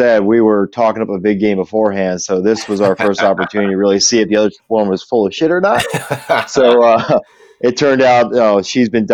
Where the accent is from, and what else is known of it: Jupiter, Florida, United States; born or raised there; also born or lived in Orlando, Florida